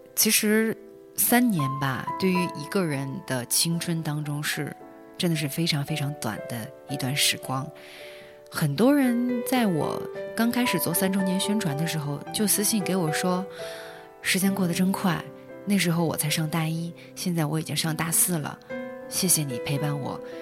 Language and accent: Chinese; Harbin, Heilongjiang, China; moved away as an adult; now in Shenzhen, China; 今年二十六岁，单身，性别女，爱好男。我是哈尔滨人，我现在在深圳工作